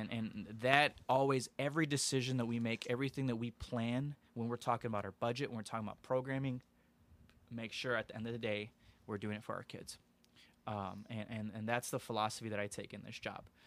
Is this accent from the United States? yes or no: yes; Aurora, Illinois, United States; I'm born and raised in Aurora.